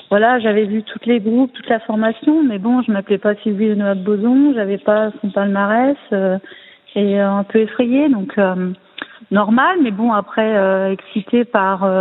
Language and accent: French; Tours, Centre-Val de Loire, France; born there; Alors, je suis née à Tours, hein, dans cette belle ville.